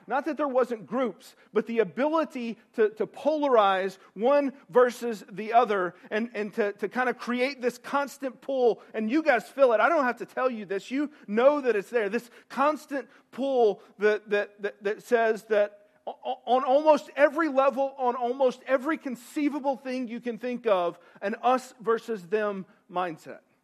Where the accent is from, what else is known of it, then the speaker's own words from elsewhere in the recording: East Tennessee, United States; I'm from East Tennessee.